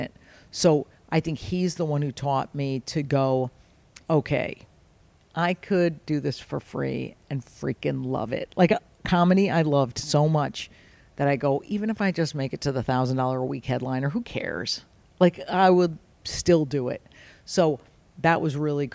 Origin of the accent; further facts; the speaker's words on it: Fairfield, Connecticut, United States; We're Italian, growing up in Fairfield, Connecticut